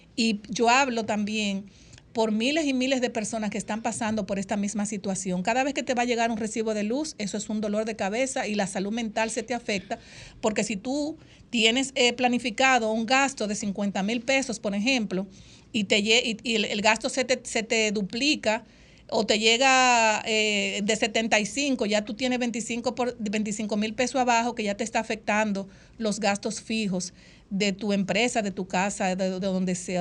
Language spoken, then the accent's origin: Spanish; Dominican Republic; han etiquetado a las dominicanas, nos dicen chapeadoras